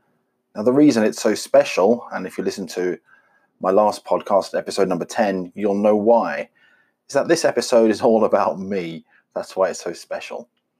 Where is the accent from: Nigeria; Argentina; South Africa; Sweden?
South Africa; now in United Kingdom; I grew up in South Africa, which you may not get from my accent, even if you're an expert, but never mind. And I now live in the UK.